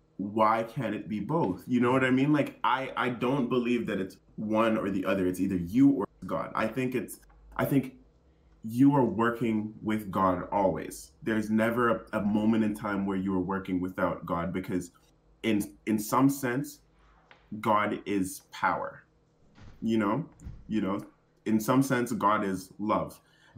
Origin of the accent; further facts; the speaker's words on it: Jamaica; so I'm black and I'm in from Jamaica, and my people, the tribe that kind of I have roots in, they're called the Maroons.